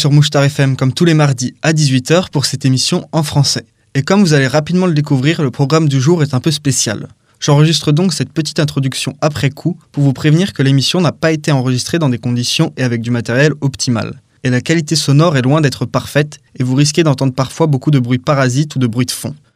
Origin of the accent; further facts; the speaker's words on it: Spain; je viens de l'Espagne.